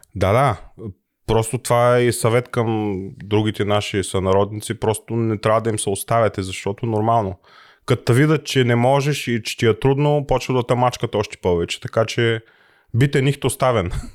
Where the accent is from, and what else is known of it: Bulgaria; now in Germany